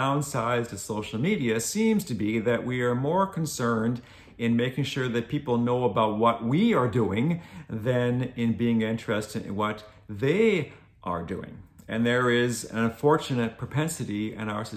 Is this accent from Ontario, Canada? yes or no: yes; Glengarry County, Ontario, Canada; I come from Glengarry County, which is the far eastern end of the province of Ontario.